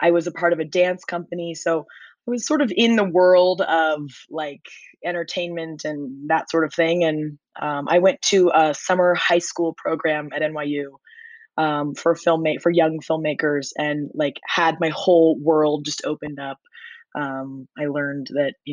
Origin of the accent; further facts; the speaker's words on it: Nebraska, United States; moved away as an adult; also born or lived in New York; I grew up in Nebraska